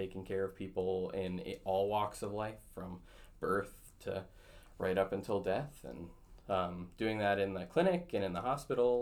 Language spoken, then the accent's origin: English; Battle Lake, Minnesota, United States; also born or lived in Twin Cities, Minnesota / Duluth, Minnesota / Rochester, Minnesota; I grew up in Battle Lake, Minnesota, born and raised, went there K through 12